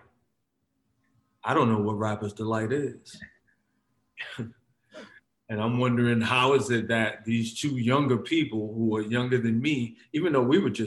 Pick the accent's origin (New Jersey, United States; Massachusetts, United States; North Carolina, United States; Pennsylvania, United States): New Jersey, United States; Paterson; moved away as an adult; also born or lived in East Windsor, New Jersey / New York; I was born in Patterson. I moved to from Patterson. We moved from Patterson to Central New Jersey when I was about 12 years old